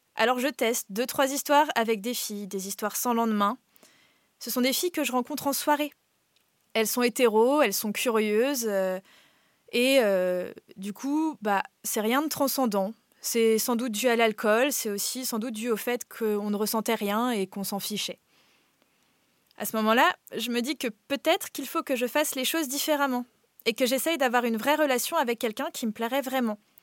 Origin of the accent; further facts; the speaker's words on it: Brittany, France; J'ai grandi en Bretagne, dans une petite ville.